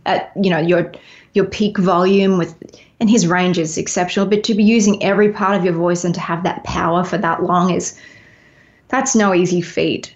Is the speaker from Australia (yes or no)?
yes; Melbourne, Victoria, Australia; also born or lived in Los Angeles, United States; now in Nashville, United States; I'm from Melbourne originally